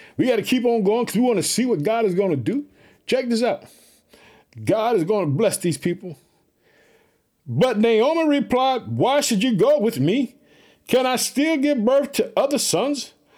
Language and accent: English; Illinois, United States; born or raised there; now in Chicago, United States